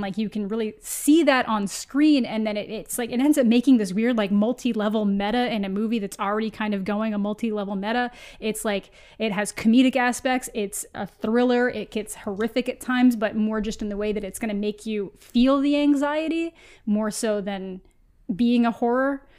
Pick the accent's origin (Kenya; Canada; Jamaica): Canada; as a Canadian